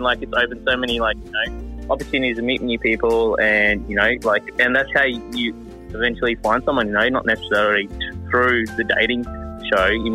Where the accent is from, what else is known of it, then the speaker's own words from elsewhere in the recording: Cairns, Queensland, Australia; I grew up in Cairns